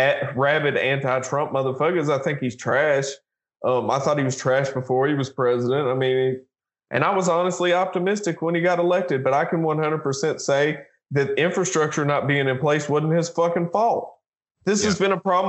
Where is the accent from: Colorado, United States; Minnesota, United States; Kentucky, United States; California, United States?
Kentucky, United States; my geographic identity has shifted more and more towards being a Kentuckian